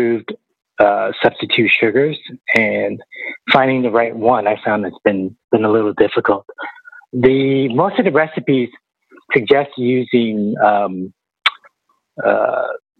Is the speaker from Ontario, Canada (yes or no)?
yes; Toronto, Ontario, Canada; I'm from Toronto.